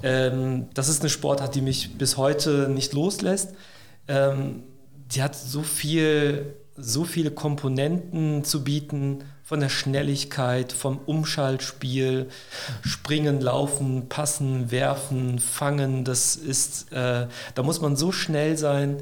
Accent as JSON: {"language": "German", "town": "Neuss", "region": "North Rhine-Westphalia", "country": "Germany", "tie": "born or raised there", "also_born_or_lived": "Cologne", "moved": "as an adult", "lives_now": "Stuttgart, Germany", "said": "ich bin gebürtiger Rheinländer. Ich komme aus Neuss"}